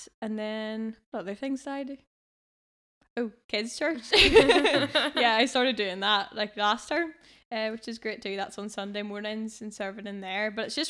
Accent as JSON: {"language": "English", "town": "Bangor", "region": "Northern Ireland", "country": "United Kingdom", "said": "Well, I wish I could say I was from somewhere a bit more tropical, but I'm just from Bangor."}